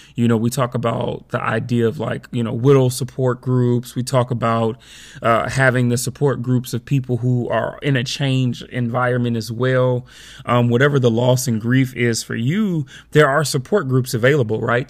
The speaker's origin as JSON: {"language": "English", "town": "Chicago", "region": "Illinois", "country": "United States", "moved": "yes", "said": "when I go back home to Chicago for the summer"}